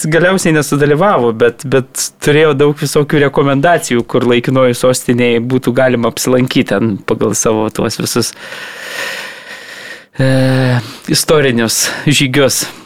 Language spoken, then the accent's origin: Lithuanian; Kaunas, Kaunas County, Lithuania; moved away; išvyka į, į Kauną, į gimtąjį miestą